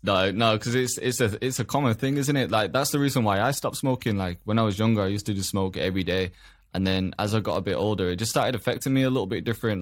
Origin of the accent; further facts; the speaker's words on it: Huddersfield, Yorkshire and the Humber, United Kingdom; grew up in a, in a town as well. I, a town called Huddersfield in England